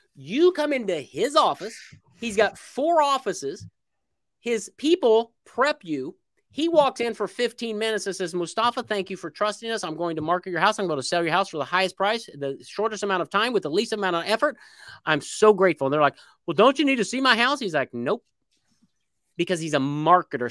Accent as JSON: {"language": "English", "region": "Indiana", "country": "United States", "tie": "born or raised there", "moved": "as an adult", "lives_now": "Little Rock, United States", "said": "I was born in Indiana, I moved to Little Rock, Arkansas"}